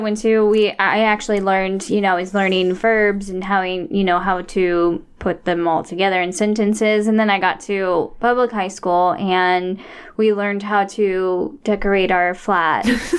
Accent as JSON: {"language": "English", "country": "United States", "said": "And I'm, you know, I'm American."}